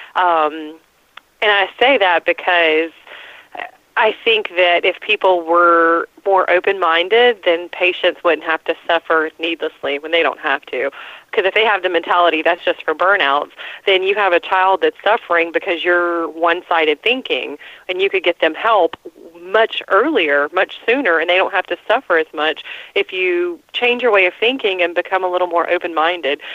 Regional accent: Atlanta, Georgia, United States; I'm from Atlanta, born and raised

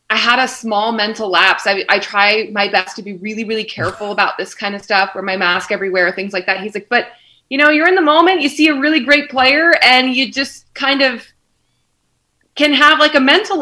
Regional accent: Philadelphia, Pennsylvania, United States; moved away as an adult; also born or lived in Western New York; now in Kansas City, United States; I am originally from Philadelphia, kind of have moved around the coast a little bit, and now I'm in the Midwest for a year

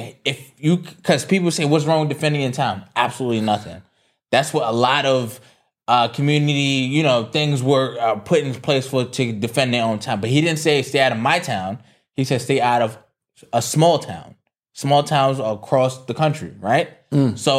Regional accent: New York, United States; I'm from the Bronx.

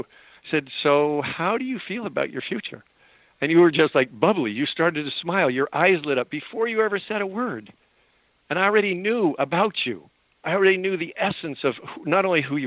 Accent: Utah and Montana, United States; moved away; I grew up in Utah and Montana.

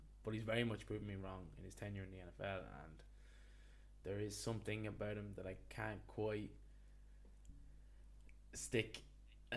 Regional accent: Ireland; as Irish sports fans

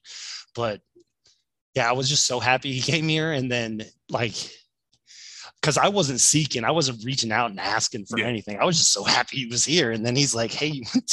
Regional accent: Ohio, United States; moved away; I'm originally from Ohio

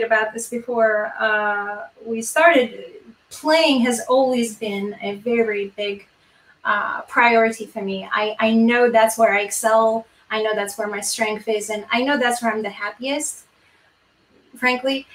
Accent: Yerevan, Armenia; moved away as an adult; now in United States; I am from Yerevan

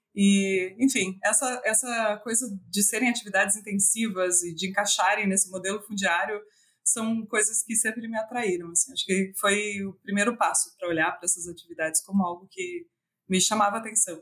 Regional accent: Tangará, Santa Catarina, Brazil; eu sou natural de Tangará, é uma cidade bem pequenininha, tem 8 mil habitantes, e ela fica no meio oeste de Santa Catarina

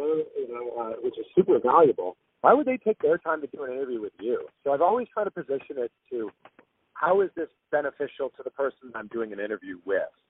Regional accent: just outside of Toronto, Ontario, Canada; I grew up just outside of Toronto

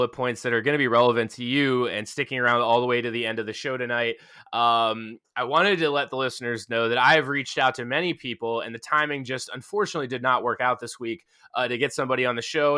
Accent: Pennsylvania, United States; Washington, PA, which is right down the street from my hometown

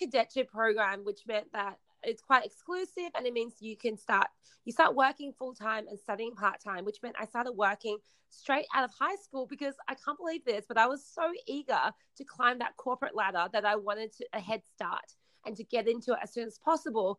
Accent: Australia; also born or lived in China; my parents and I, we immigrated from China to Australia when I was 8

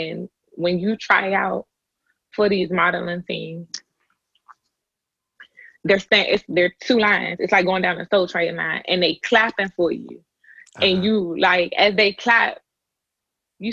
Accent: Fort Washington, Maryland, United States; I was raised in Fort Washington.

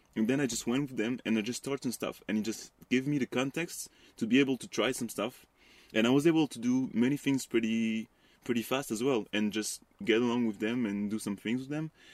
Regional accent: west suburbs of Paris, Île-de-France, France; I was, like, really close to Paris, uh, in, in the close suburb, but in the west part of Paris

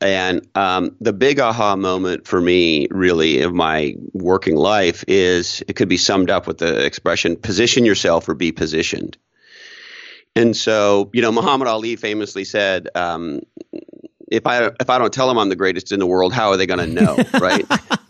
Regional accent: Montreal, Quebec, Canada; now in Toronto, Canada; So I was a young entrepreneur working on my second startup, living in Toronto, Canada. I grew up in Montreal

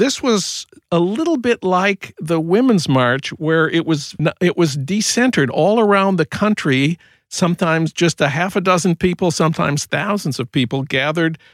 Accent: Saint Paul, Minnesota, United States; now in Los Angeles, United States; my hometown of St. Paul

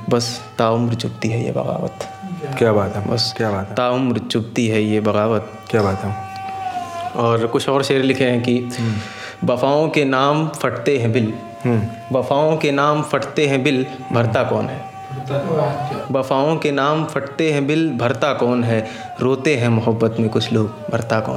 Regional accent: Farrukhabad, Uttar Pradesh, India; now in Silvassa, India; basically मैं फ़रुखाबाद का रहने वाला हूँ और यहाँ सिलवासा में पिछले दो तीन साल से जॉब कर रहा हूँ

